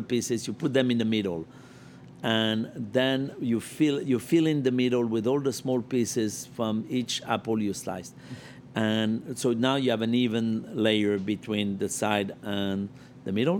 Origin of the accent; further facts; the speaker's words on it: Lyon, Auvergne-Rhône-Alpes, France; English is a second language; now in New York, United States; Lyon, my hometown, where I learned to make my first apple tart